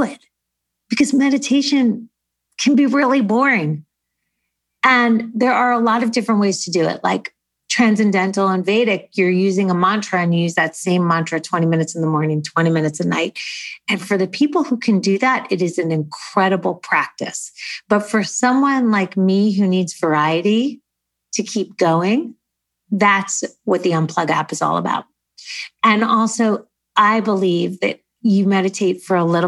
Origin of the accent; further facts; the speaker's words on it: United States; also born or lived in New Jersey; now in Los Angeles, United States; I'm from New York